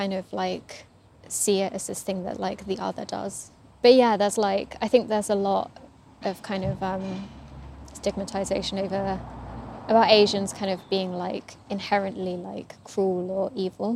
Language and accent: English; England, United Kingdom; growing up in England, Buddhism was always associated with spiritualism